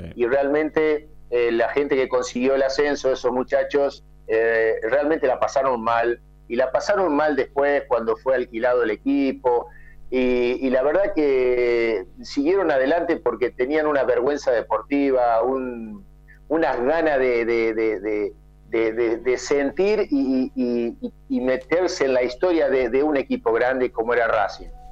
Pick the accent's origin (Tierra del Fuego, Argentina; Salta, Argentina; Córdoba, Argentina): Córdoba, Argentina; southern; moved away; yo vengo del sur de Córdoba